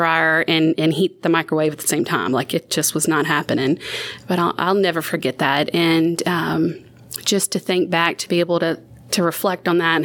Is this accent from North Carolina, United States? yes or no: no; Chalmette, Louisiana, United States; moved away as an adult; also born or lived in Slidell, Louisiana / Metairie, Louisiana; now in Ruston, United States; I'm originally from Chalmette, Louisiana, which is about 5-10 minutes south of the New Orleans area. I lived a lot in Slidell and Metairie